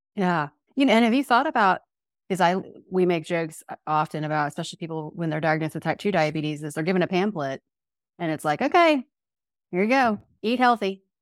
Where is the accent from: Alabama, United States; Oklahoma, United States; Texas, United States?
Oklahoma, United States; We, as Oklahomans